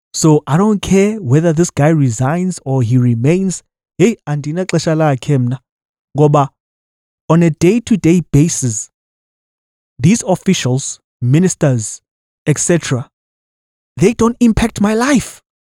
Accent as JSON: {"language": "English", "country": "South Africa", "said": "as a citizen of this country"}